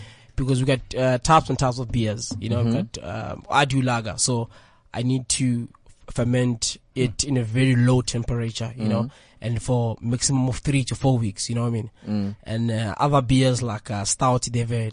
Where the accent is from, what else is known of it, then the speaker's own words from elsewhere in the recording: Tembisa, Gauteng, South Africa; I'm from Tembisa